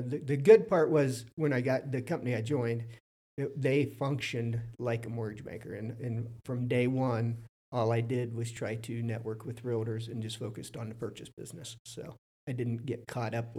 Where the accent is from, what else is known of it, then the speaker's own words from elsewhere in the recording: Fredericktown, Ohio, United States; also born or lived in Columbus, Ohio; I was born in Fredericktown, Ohio. Yeah, I grew up in Fredericktown